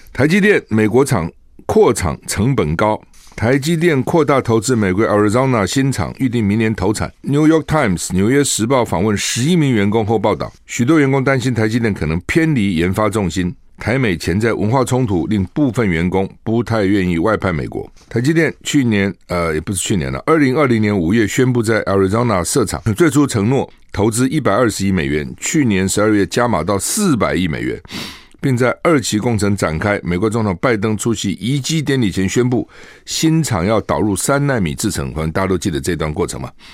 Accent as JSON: {"language": "Chinese", "country": "Taiwan", "said": "看到我台湾人去"}